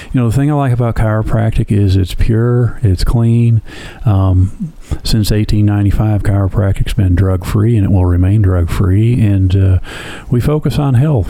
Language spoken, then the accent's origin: English; Flint, Michigan, United States; I was born in, it's not a joke, Flint, Michigan.